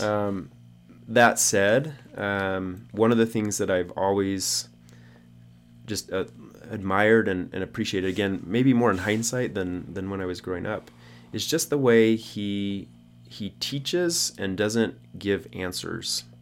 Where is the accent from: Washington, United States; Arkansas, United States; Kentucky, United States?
Arkansas, United States; we grew up in Arkansas